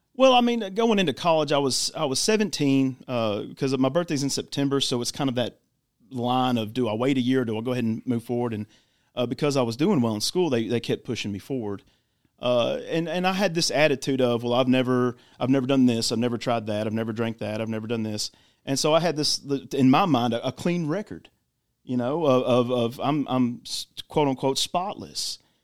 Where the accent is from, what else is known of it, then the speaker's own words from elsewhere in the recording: Clarksville, Tennessee, United States; I am born and raised in Clarksville